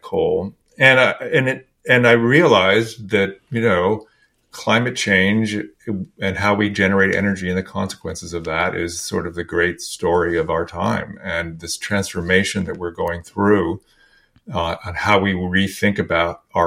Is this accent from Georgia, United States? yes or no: no; California, United States; I grew up in California, and I grew up in a very kind of conservative family